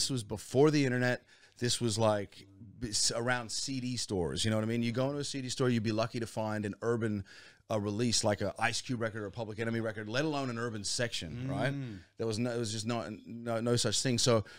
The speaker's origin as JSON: {"language": "English", "town": "Alexandria", "region": "Virginia", "country": "United States", "tie": "born or raised there", "said": "Man, so I grew up in the States, right? DC, just outside of DC, in a place called Alexandria, Virginia."}